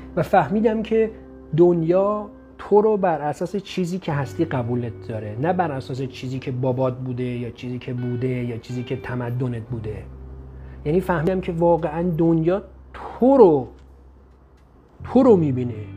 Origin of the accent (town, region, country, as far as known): Iran; moved away